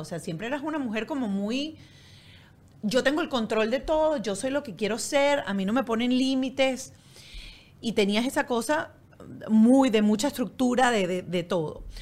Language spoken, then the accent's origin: Spanish; Venezuela; moved away; nosotros crecimos como latinas, como venezolanas en una sociedad totalmente distinta a la europea